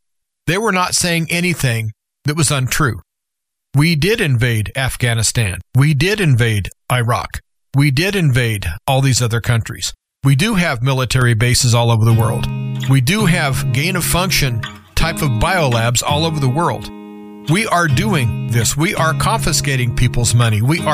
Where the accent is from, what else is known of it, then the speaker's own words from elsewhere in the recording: United States; as an American citizen